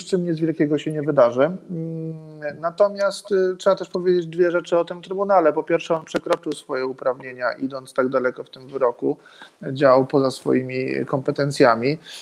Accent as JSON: {"language": "Polish", "area": "Turów region", "region": "Lower Silesian Voivodeship", "country": "Poland", "tie": "born or raised there", "said": "pochodzę z tego regionu, wychowałem się w tym regionie, połowa rodziny pracowała w Turowie"}